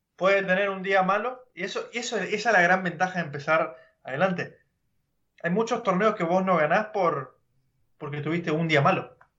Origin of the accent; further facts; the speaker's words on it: Argentina; now in California, United States; Nosotros somos argentinos